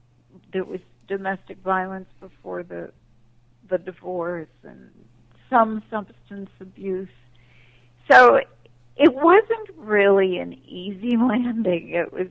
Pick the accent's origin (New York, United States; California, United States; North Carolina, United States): New York, United States; Manhattan; And I was raised in Manhattan, so my mother was very strict about any hanging out in the street or courtyard.